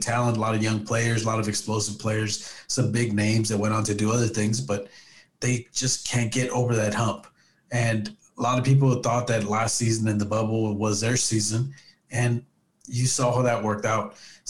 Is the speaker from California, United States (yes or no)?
yes; Southern California, United States; moved away; I'm originally from Southern California